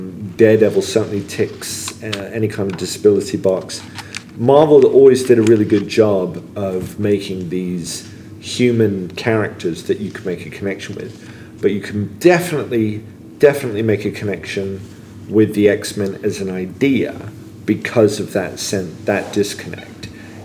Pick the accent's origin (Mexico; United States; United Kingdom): United Kingdom; England; You know, I was an American kid growing up in England.